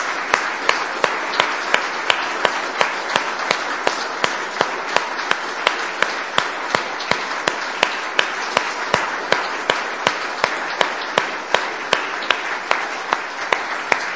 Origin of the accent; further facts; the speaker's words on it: San Diego, California, United States; the church I grew up in San Diego, California